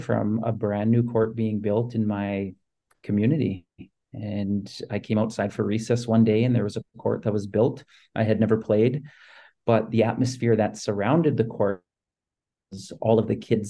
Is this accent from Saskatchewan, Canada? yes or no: yes; Saskatoon, Saskatchewan, Canada; as a kid growing up in Saskatoon